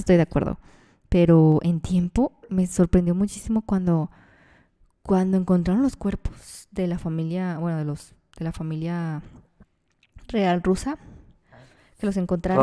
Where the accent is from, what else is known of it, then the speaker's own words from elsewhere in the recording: Mexico; nosotros como mexicanos o latinoamericanos